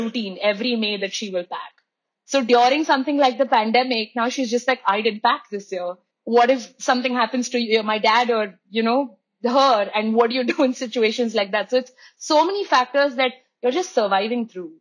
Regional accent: Mumbai, Maharashtra, India; moved away; I am a second generation Mumbaikar. My grandparents moved from the south to Bombay. My mom was born and raised in Bombay. So I grew up with the crowd.

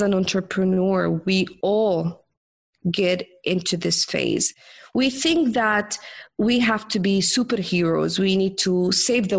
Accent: Jordan; I'm from the Middle East, from Jordan, and I grew up as a rebellionist

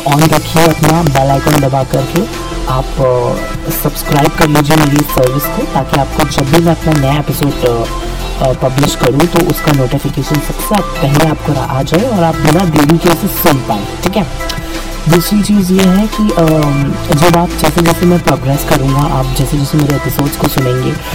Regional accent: Mumbai, Maharashtra, India; मैं मुंबई से हूँ

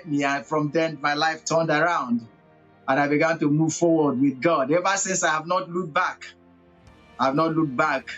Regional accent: Abia, Nigeria; now in Togo; I come from Nigeria, a part of Nigeria that is called southeast of Nigeria, Abia State

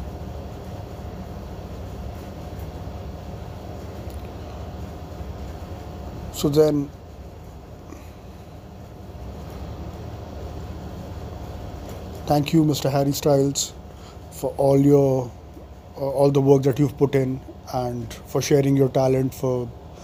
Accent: North India, India; I am from North India

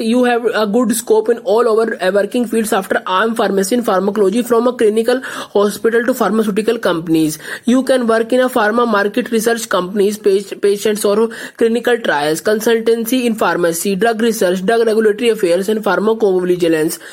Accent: India; I'm from India.

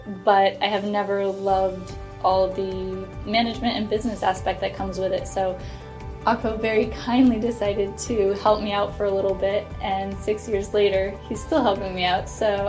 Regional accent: Maine, United States; moved away; I grew up in Maine and I love being outside.

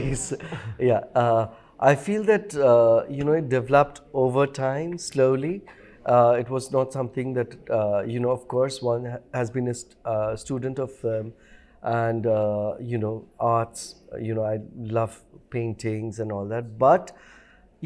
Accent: Bhutan; when I was growing up in Bhutan

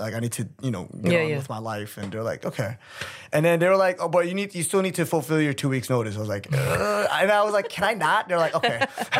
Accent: Dallas, Texas, United States; also born or lived in Korea; now in Seoul, South Korea; I'm from Dallas, Texas. Yeah. I was born here in Korea, but me and my family moved around a lot in the States, and we finally stayed.

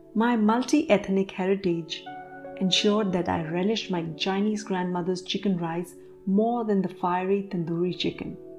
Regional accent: India; In my home country, India

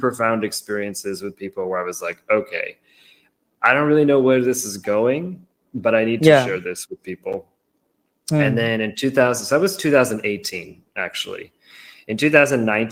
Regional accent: Massachusetts, United States; moved away as an adult; also born or lived in San Diego, California; So I grew up in Massachusetts, which is on the Eastern seaboard. And I moved all the way to San Diego in California.

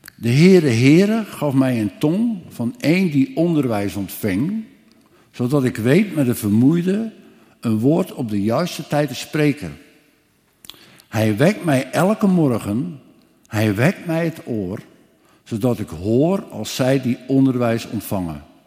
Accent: Ermelo, Gelderland, Netherlands; also born or lived in Scherpenzeel (birthplace, ASR 'Schavenpolder'); ik kom uit Ermelo

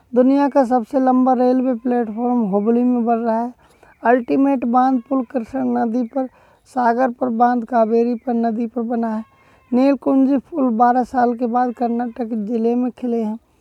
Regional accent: Badaun, Uttar Pradesh, India; हमारे डिस्ट्रिक्ट में जैसे मैं बदाइयों से बिलोंग करता हूँ

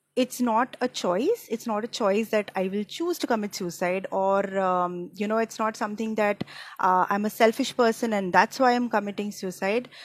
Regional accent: Mumbai, Maharashtra, India; I am from Mumbai, India

